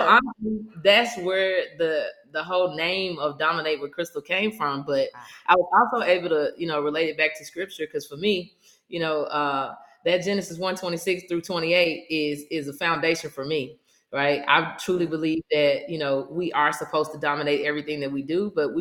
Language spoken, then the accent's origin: English; Mississippi, United States; I'm originally from Mississippi